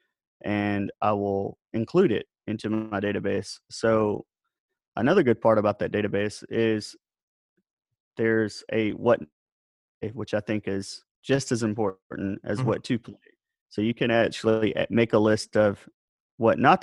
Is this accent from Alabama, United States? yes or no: yes; South Alabama, United States; I grew up in South Alabama